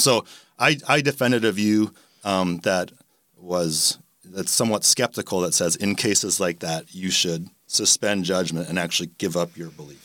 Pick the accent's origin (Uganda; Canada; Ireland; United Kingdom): Canada; moved away as an adult; also born or lived in Milwaukee, Wisconsin / Rochester; now in Jacksonville, United States; I grew up in Canada